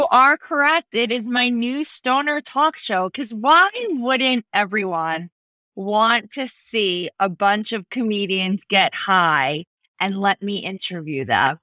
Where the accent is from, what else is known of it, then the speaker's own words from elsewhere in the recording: East Meadow, New York, United States; I really grew up on Long Island